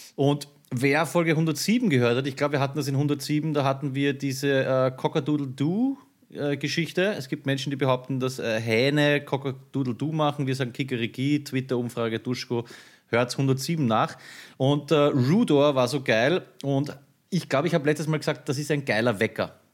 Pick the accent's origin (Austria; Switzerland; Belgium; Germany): Austria; Vienna; bei uns in Floridsdorf